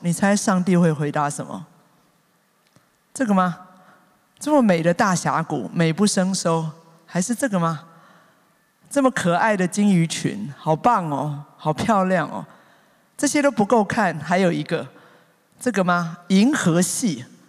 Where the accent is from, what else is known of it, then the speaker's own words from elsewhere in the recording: Taipei, Taiwan; 我才知道我真的是天龙国出身啊